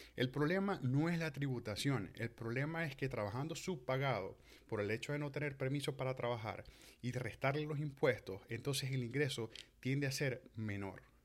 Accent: Venezuela; moved away; nosotros como venezolanos

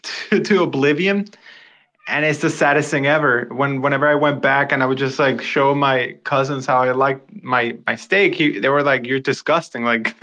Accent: Venezuela; moved away; I'm from Venezuela

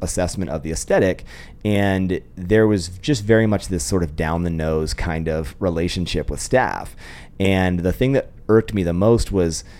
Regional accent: Sacramento, California, United States; moved away as an adult; also born or lived in Orange County, California; now in Idaho, United States; Sacramento, born and raised, and then moved to Southern California for school

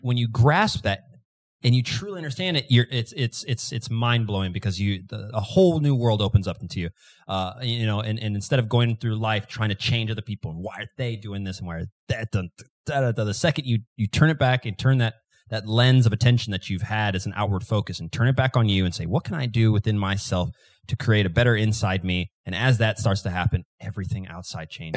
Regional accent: Kansas City, Missouri, United States; I'm from Kansas City

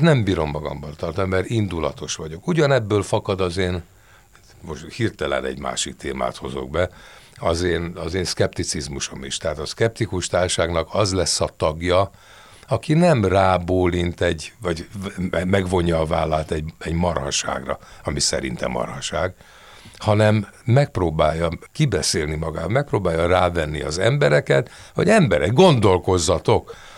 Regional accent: Hungary; én ide születtem, magyarul gondolkozom

